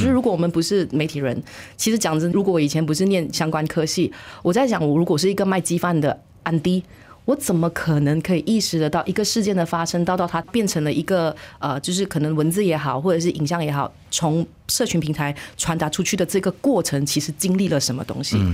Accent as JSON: {"language": "Chinese", "country": "Malaysia", "said": "我身为马来西亚人，我这个年龄了"}